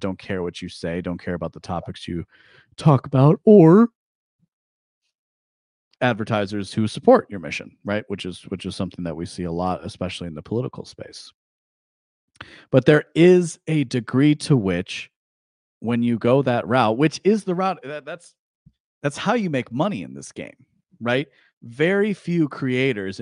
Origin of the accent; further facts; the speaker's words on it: United States; I was raised as an American